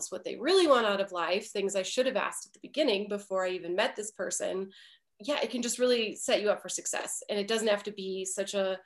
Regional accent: Michigan, United States; moved away as an adult; also born or lived in Nashville / Los Angeles; I'm originally from Michigan

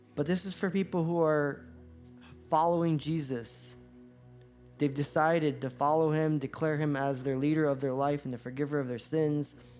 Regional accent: Florida, United States; I grew up in Florida

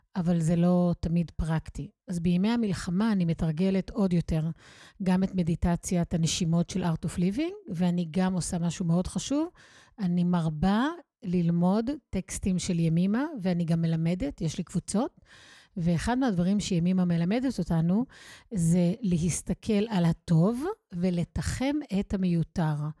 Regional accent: Israel; אני כישראלית, צברית

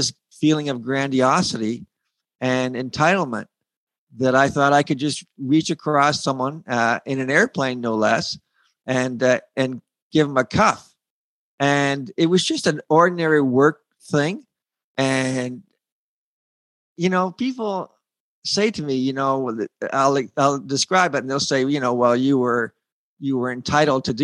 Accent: Sarnia, Ontario, Canada; I'm from Sarnia, so we would go across the creek all the time

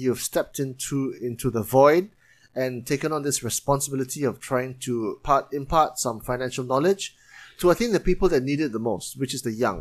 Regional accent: Penang, Malaysia; moved away as an adult; now in Kuala Lumpur, Malaysia; I'm from Penang

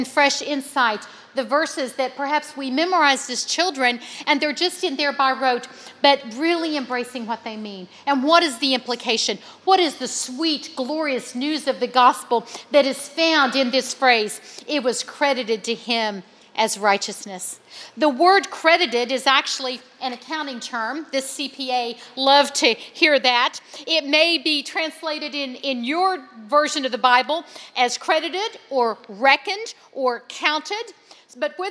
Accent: West Virginia, United States; my hometown in West Virginia

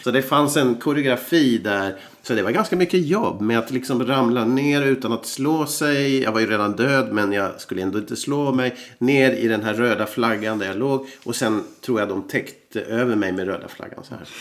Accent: Umeå, Västerbotten County, Sweden; now in Finland; vi från Umeå, där jag växte upp

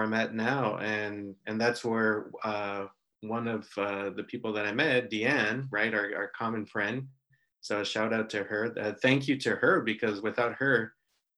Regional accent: Los Angeles, California, United States; moved away as an adult; also born or lived in Israel / Mexico; I grew up in California in the Los Angeles area, went to school there, university

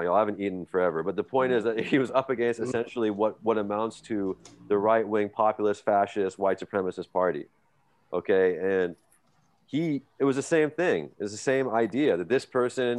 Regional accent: the Bay Area, California, United States; I grew up in the Bay

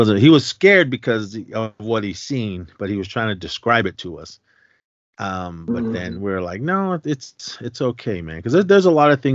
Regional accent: Oakland, California, United States; moved away; I grew up in Oakland, California, so I was a urban native

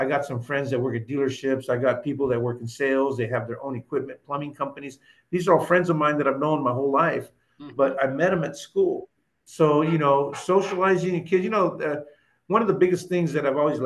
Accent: Oxnard, California, United States; I grew up on Hemlock Street in Oxnard

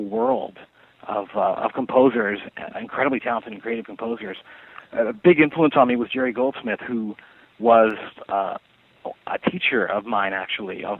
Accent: Canada; moved away as an adult; also born or lived in Montreal, Quebec; now in Los Angeles, United States; I'm Canadian. I was born in Montreal

